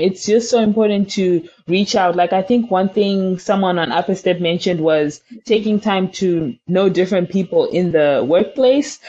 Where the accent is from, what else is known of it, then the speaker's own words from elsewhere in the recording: Zimbabwe; moved away; we come from Zimbabwe where there's lots of struggle, economic hardships